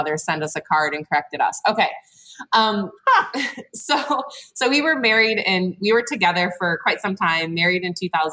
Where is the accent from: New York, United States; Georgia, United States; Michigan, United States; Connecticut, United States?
Michigan, United States; Flint; So I am from mid-Michigan. I'm from the Flint area.